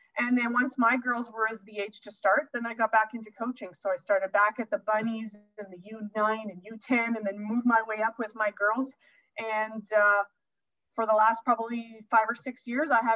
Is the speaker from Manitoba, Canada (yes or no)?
yes; St. Pierre-Jolys, Manitoba, Canada; I grew up playing ringette in St. Pierre